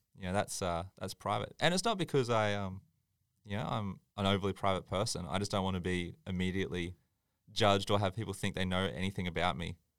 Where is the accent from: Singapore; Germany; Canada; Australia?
Australia; Tweed Heads, New South Wales; I grew up in Tweed